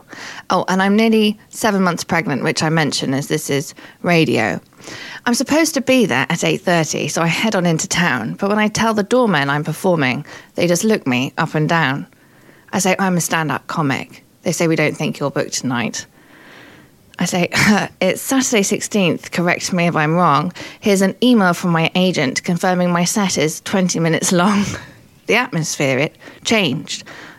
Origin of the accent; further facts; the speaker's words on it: Surrey, South East England, United Kingdom; accent: posh; moved away as an adult; now in London, United Kingdom; I was born in London and then spent a lot of time in Surrey, which accounts for a fair bit.